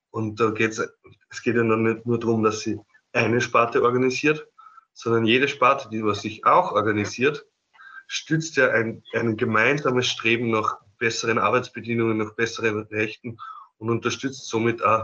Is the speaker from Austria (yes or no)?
yes; Upper Austria, Austria; ich bin eigentlich aus Oberösterreich